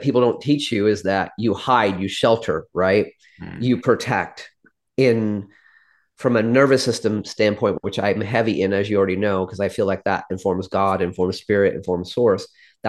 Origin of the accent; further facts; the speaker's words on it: Midwest, United States; I am from a small Midwestern town. My dad was an immigrant who grew up in abject poverty